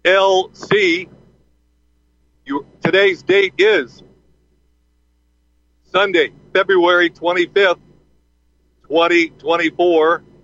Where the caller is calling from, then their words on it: Dulce, New Mexico, United States; Yes, I'm currently calling from Dulce, New Mexico.